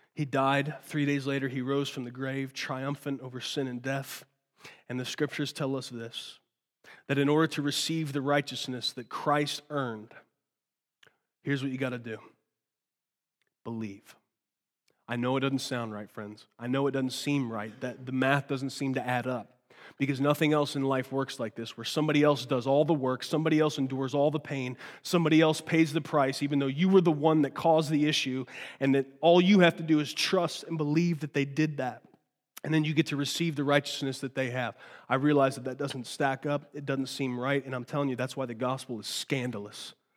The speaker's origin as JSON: {"language": "English", "country": "United States", "tie": "born or raised there", "said": "I was born here"}